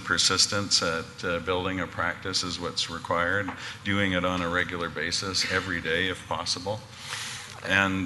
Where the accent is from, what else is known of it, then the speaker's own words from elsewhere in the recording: North Vancouver, British Columbia, Canada; North Vancouver, actually.